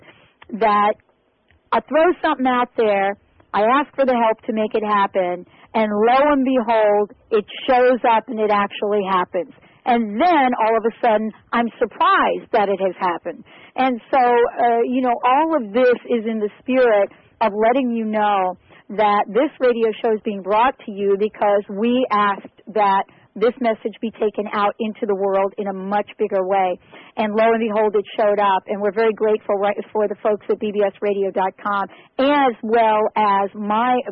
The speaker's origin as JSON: {"language": "English", "region": "New York", "country": "United States", "said": "I'm from New York"}